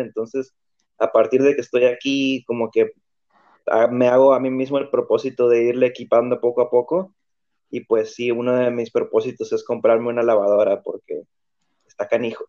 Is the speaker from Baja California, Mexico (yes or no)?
yes; Tijuana, Baja California, Mexico; yo soy de Tijuana